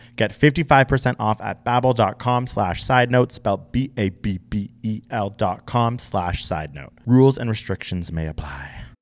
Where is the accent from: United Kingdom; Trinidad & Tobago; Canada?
Canada; also born or lived in Toronto; we're Canadian